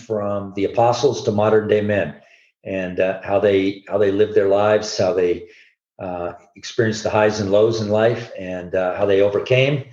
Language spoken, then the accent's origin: English; Southern California, United States; moved away as an adult; now in Colorado, United States; I'm born and raised in Southern California, been in Colorado now since 1981